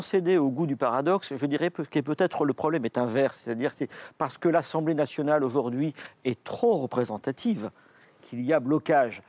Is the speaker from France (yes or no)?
yes; France; on est français